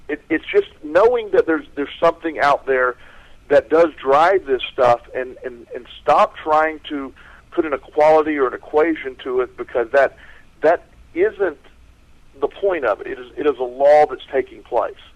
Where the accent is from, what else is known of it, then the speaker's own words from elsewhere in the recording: Florida, United States; growing up in Florida, I grew up with a lot of hurricanes.